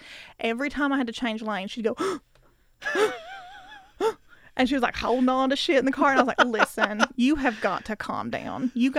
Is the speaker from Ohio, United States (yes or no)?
no; Kentucky, United States; I'm from Kentucky, bitch.